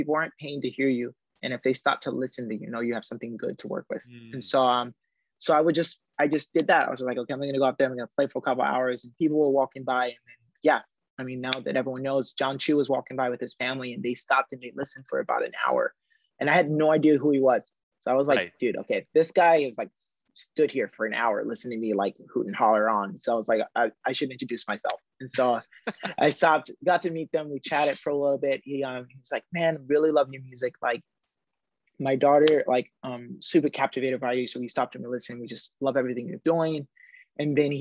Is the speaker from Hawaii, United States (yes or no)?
yes; Haleiwa, Hawaii, United States; my hometown, Haleiwa.